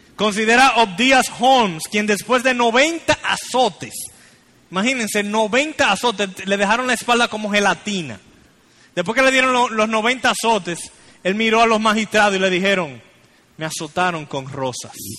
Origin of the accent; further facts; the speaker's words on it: Santiago de los Caballeros, Santiago, Dominican Republic; somos la ciudad dominicana con más misioneros en lugares no alcanzados